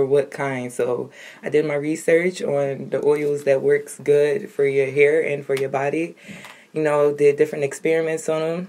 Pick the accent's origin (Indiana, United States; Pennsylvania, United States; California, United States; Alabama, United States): Pennsylvania, United States; Philadelphia; I'm 20 years old, born and raised in South Philly.